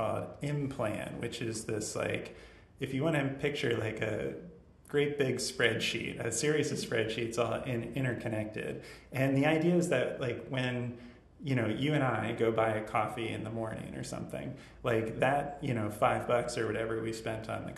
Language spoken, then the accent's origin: English; Northern Virginia, United States; now in Richmond, United States; growing up, I'm from Northern Virginia.